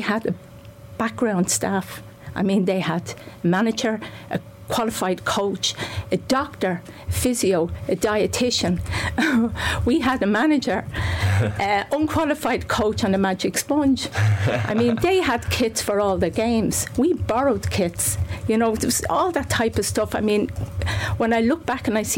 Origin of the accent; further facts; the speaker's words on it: Dublin, Leinster, Ireland; I'm from Finglas